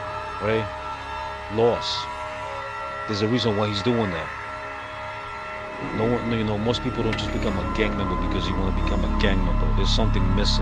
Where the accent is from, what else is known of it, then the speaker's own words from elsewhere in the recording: El Salvador; moved away; I grew up in El Salvador, went through the Civil War